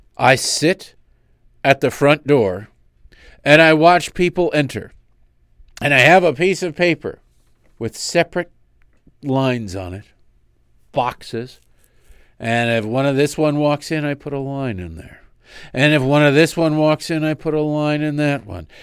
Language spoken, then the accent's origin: English; United States; I'm an American